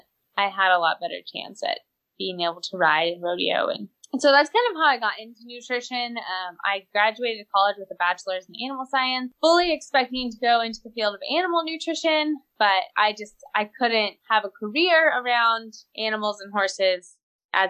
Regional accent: Wyoming, United States; moved away as an adult; also born or lived in Panhandle of Oklahoma; now in Oklahoma, United States; I grew up in Wyoming

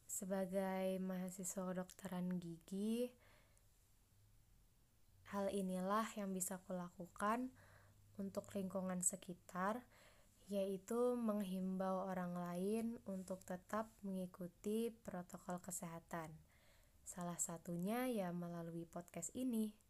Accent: Banjarbaru, South Kalimantan, Indonesia; Asalku dari Banjarbaru. Aku dari kelompok 2.

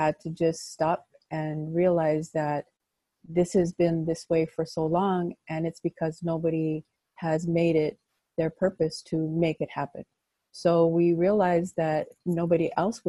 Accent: Los Angeles, California, United States; moved away as an adult; also born or lived in Chicago; I grew up in Pacoima

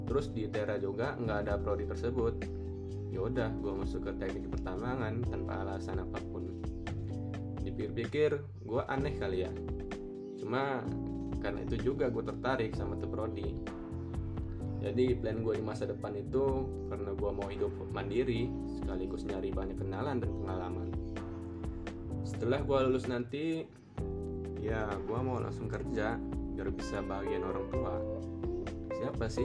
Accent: Bandar Lampung, Lampung, Indonesia; Gua dari Bandar Lampung

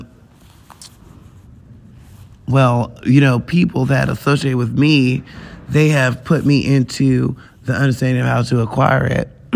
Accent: United States; I'm an American.

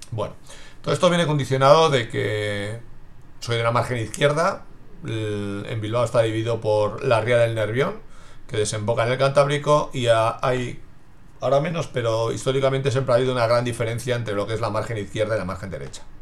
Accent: Basel, Basel-Stadt, Switzerland; born there; No nací aquí, sino que nací en Basilea, en Suiza, soy hijo de migrantes y siempre me ha quedado esa marca eh, de admiración por la gente que deja su entorno y busca su futuro en otro lugar.

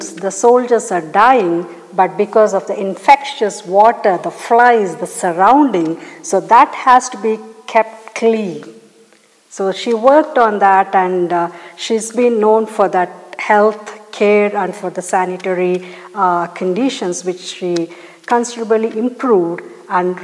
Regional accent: India; there is a mission hospital close to my hometown in India.

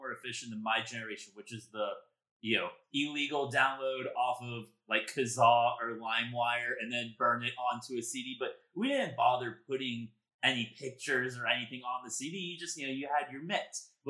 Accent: Dallas, Texas, United States; I was from Dallas.

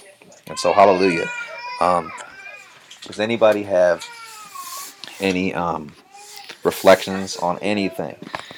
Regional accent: Baltimore, Maryland, United States; moved away as an adult; now in Mitchell, United States; So I'm from Baltimore, Maryland originally, but I am been in South Dakota for the past 3 years.

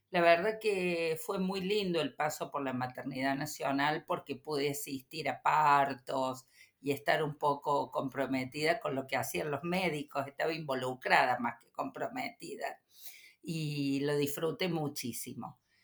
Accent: Córdoba, Argentina; soy cordobesa

